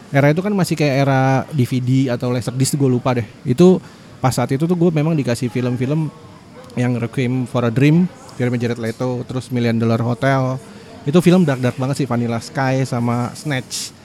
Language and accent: Indonesian; Jakarta, Indonesia; Kan gua, eh, kecilnya tuh di Jakarta Timur